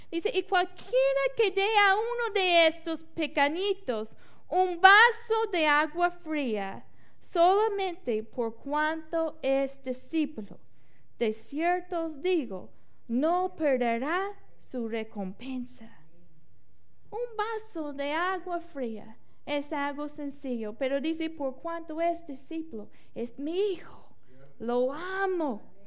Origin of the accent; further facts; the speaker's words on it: Mississippi, United States; Spanish is a second language; moved away; yo crecía en Mississippi